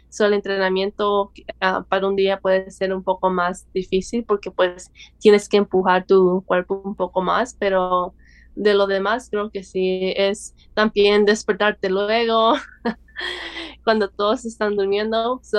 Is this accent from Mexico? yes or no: no; El Salvador; now in Los Angeles, United States; soy del El Salvador